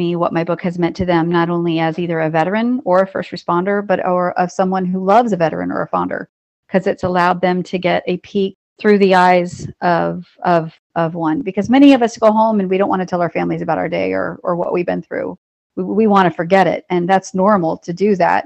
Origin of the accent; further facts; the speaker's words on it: North Carolina, United States; I am from North Carolina